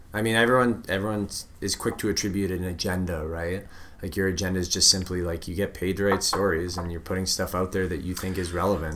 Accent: Vancouver, British Columbia, Canada; I grew up in Vancouver

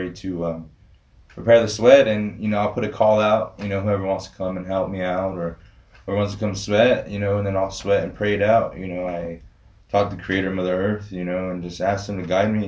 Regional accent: United States; growing up on the Rez, you know, I went through Catholic school

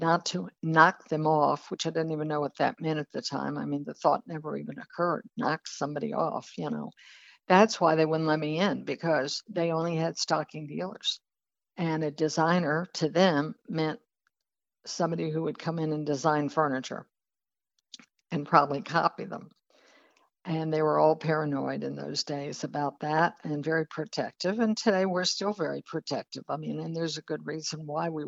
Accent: Texas, United States; moved away; also born or lived in New York City; I was living in New York, but I was originally from Texas

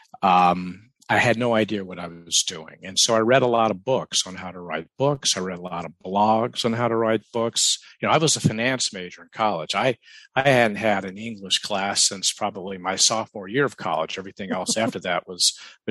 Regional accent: the South, United States; I grew up in the South

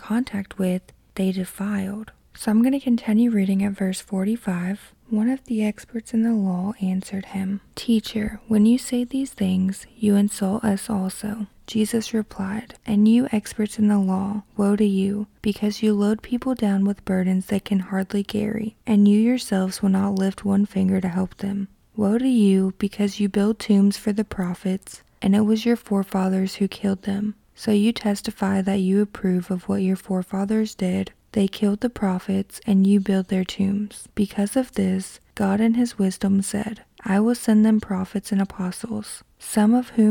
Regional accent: Kentucky, United States; my hometown in Kentucky

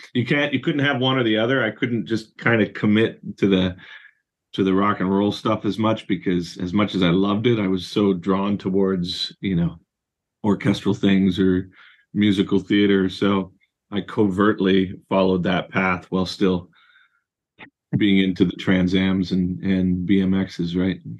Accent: Surrey, British Columbia, Canada; I was raised in Surrey in British Columbia

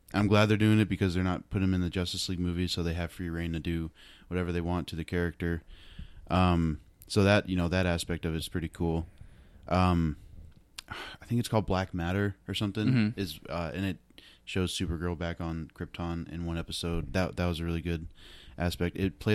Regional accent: Iowa, United States; I'm from Iowa.

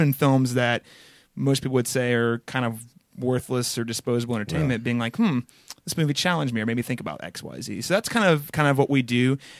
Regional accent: Connersville, Indiana, United States; But I spent my most formative years probably in a little town called Connersville, Indiana.

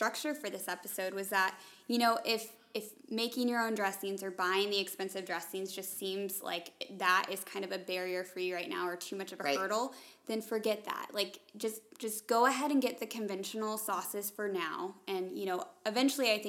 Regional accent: Atlanta, Georgia, United States; moved away as an adult; now in Kansas, United States; growing up in Atlanta, nobody ever bought cows like that.

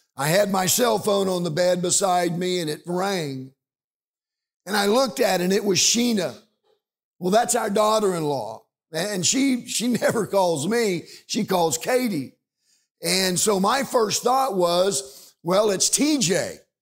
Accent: Liberal, Kansas, United States; we're from Kansas

